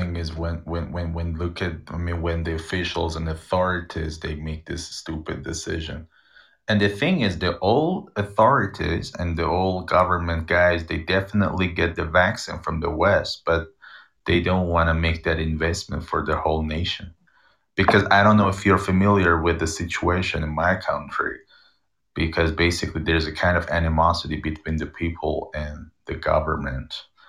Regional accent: Iran; I come from Iran.

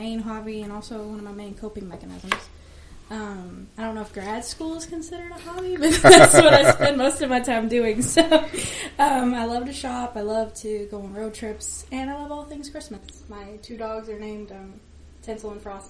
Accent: Alexandria, Louisiana, United States; I was born in Alexandria, Louisiana.

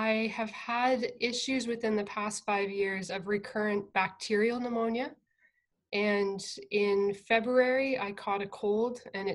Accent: near London, southern Ontario, Canada; I grew up on a farm in southern Ontario, about half an hour outside of London

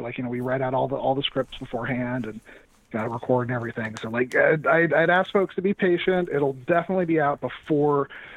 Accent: Southern California, United States; moved away; I'm from Southern California originally

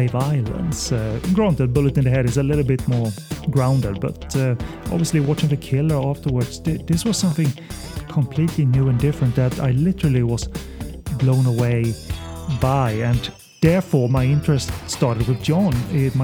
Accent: Sweden; English is a second language; I'm from Sweden, so excuse the accent

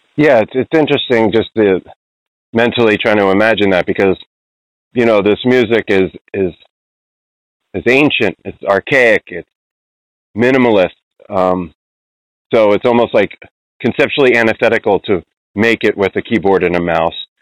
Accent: Cherry Hill, New Jersey, United States; moved away as an adult; also born or lived in Margate, New Jersey / Philadelphia, Pennsylvania; now in Oakland, United States; I'm from New Jersey myself originally. Uh, spent most of my childhood in Cherry Hill and Margate, and then uh, spent most of my 20s in Philadelphia.

